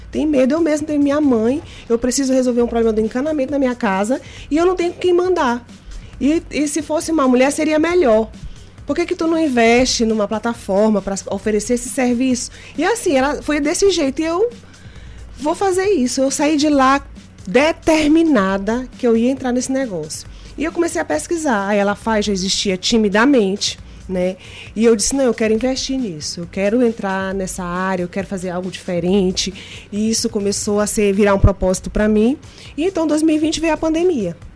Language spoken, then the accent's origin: Portuguese; Maranhão, Brazil; Como você falou, eu sou maranhense, já fui bancária há 10 anos.